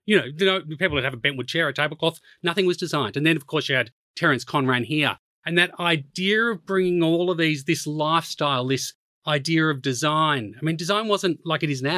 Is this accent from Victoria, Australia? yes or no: yes; Melbourne, Victoria, Australia; moved away as an adult; also born or lived in Japan; now in London, United Kingdom; I was brought up in Melbourne